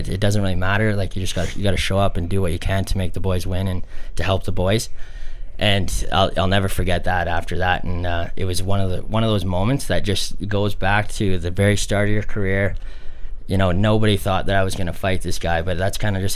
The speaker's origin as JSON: {"language": "English", "town": "Calgary", "region": "Alberta", "country": "Canada", "tie": "born or raised there", "said": "Growing up in Calgary"}